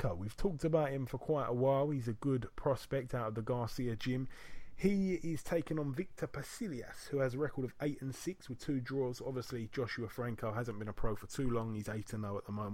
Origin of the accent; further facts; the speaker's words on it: United Kingdom; being a Brit